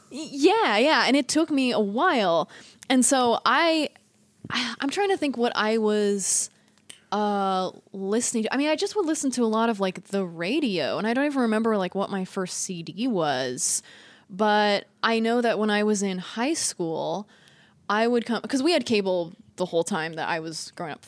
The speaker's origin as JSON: {"language": "English", "region": "Northern California", "country": "United States", "tie": "born or raised there", "also_born_or_lived": "Walnut Creek, California", "said": "I was born and raised in Northern California"}